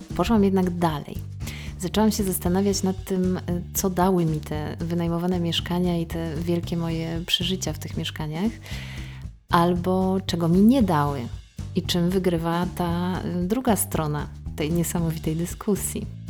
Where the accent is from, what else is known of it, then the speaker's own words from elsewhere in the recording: Otwock, Masovian Voivodeship, Poland; moved away; miejsca, w którym się wychowałam i przemieszkałam e, ponad 20 lat